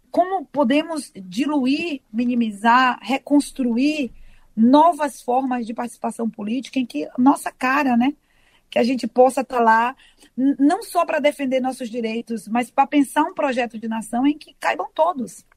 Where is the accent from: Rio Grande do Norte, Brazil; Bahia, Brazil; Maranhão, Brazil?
Bahia, Brazil; Salvador; eu sou de Salvador